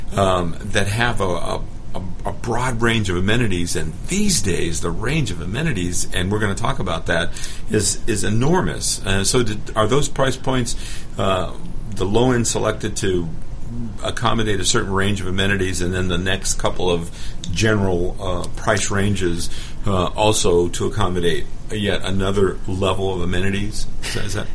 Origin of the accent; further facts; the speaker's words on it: Los Angeles, California, United States; now in Atlanta, United States; I grew up in Los Angeles